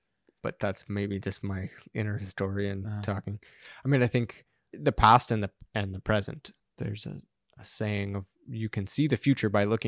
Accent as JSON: {"language": "English", "town": "Los Angeles", "region": "California", "country": "United States", "tie": "born or raised there", "said": "That was like, it was a joke growing up in Los Angeles."}